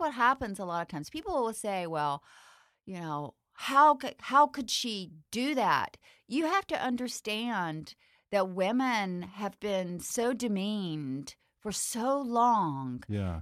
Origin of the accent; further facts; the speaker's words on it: the South, United States; growing up in the South.